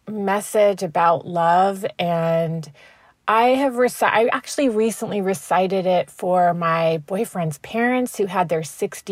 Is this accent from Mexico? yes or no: yes; Tijuana, Baja California, Mexico; now in San Diego, United States; I was born in Tijuana. My father was a physician in Tijuana and was from the state of Jalisco.